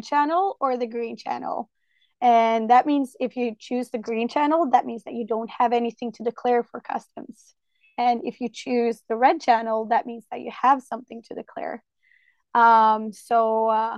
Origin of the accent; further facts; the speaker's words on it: Norway; English is a second language; I'm from Norway